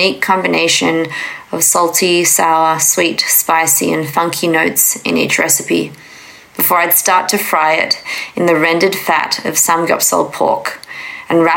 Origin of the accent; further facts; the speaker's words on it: Tasmania, Australia; also born or lived in Jeonju, South Korea; now in Seoul, South Korea; born in Jeonju, Korea, and adopted to a small town in Tasmania, Australia, and I currently reside in Seoul, Korea. I was 3.5 when I was adopted.